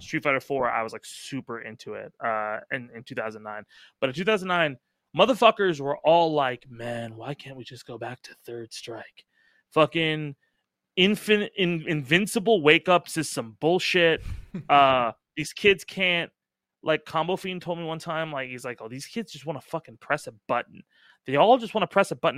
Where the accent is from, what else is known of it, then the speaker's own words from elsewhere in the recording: Irvine, California, United States; I grew up in Irvine.